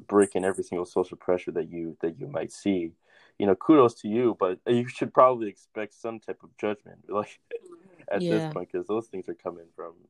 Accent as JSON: {"language": "English", "country": "United States", "said": "I'm like an American, like African American"}